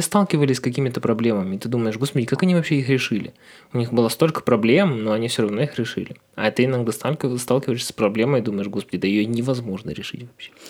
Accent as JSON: {"language": "Russian", "town": "Ukhta", "region": "Komi Republic", "country": "Russia", "moved": "yes", "said": "у нас был северный город"}